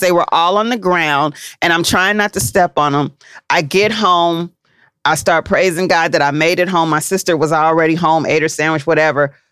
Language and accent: English; Cincinnati, Ohio, United States; from Cincinnati